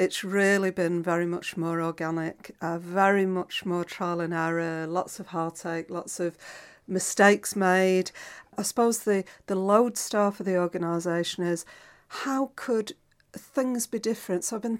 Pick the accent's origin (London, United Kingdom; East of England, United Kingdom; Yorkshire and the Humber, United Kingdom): Yorkshire and the Humber, United Kingdom; Doncaster; now in Glasgow, United Kingdom; I grew up in Doncaster, and my teenage years were sort of really spent during the white heat of Thatcherism.